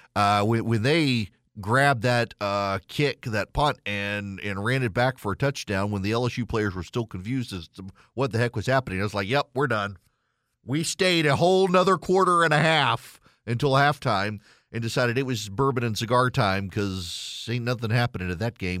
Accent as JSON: {"language": "English", "region": "Louisiana", "country": "United States", "moved": "as an adult", "lives_now": "Georgia, United States", "said": "I am from Louisiana. Grew up an L S U fan. I've lived in Georgia for twenty years."}